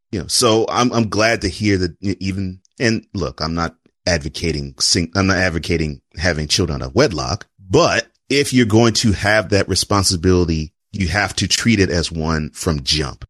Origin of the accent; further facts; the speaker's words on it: Houston, Texas, United States; I grew up in Houston.